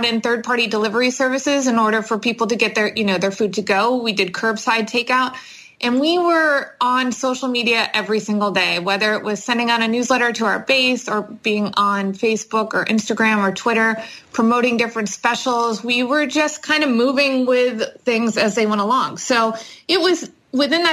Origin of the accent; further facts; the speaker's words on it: Erie, Pennsylvania, United States; I was born and raised in Erie